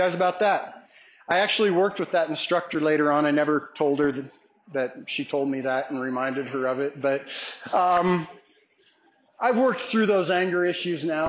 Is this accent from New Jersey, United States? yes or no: no; Olney Springs, Colorado, United States; My hometown, Olney Springs, is 35 miles from here, but Crowley County High School is over in Ordway